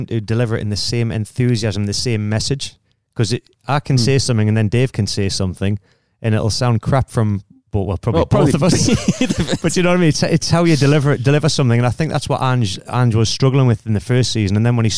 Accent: England, United Kingdom; now in Australia; I'm obviously an English guy with an Australian passport

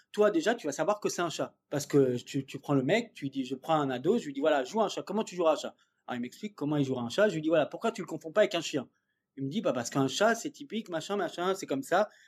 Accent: Dordogne, Nouvelle-Aquitaine, France; moved away; moi je suis de Dordogne, enfin j'ai vécu un petit peu là-bas

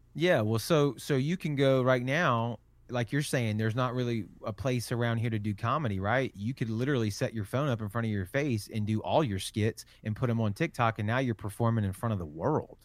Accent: Biloxi, Mississippi, United States; I'm from Biloxi, Mississippi, so Mississippi, Gulf Coast, Alabama, Florida. Um, but I, I've, I've lived here my entire life

